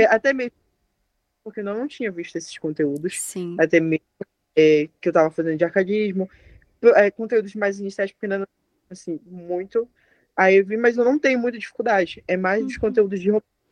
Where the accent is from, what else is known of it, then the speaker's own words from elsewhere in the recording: Abaetetuba, Pará, Brazil; also born or lived in Belém; Eu sou de Abaitetuba, como eu te coloquei, no interior. Ou seja, toda a minha formação foi no interior.